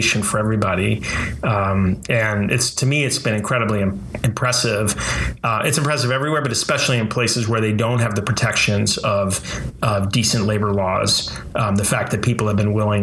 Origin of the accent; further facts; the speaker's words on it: Hudson Valley, New York, United States; I grew up in the Hudson Valley